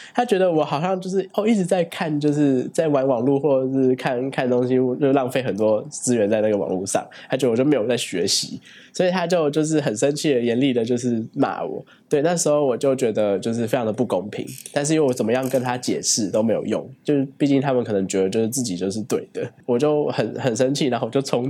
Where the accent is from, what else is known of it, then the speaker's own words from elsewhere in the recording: Taiwan; also born or lived in Berlin, Germany / Hainburg an der Donau, Austria / Barcelona, Spain; 我是来自新竹的